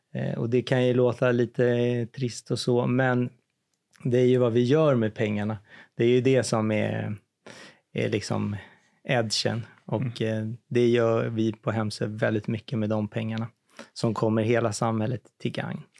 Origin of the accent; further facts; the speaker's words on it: Ektorp, Stockholm County, Sweden; jag är född i Ektorp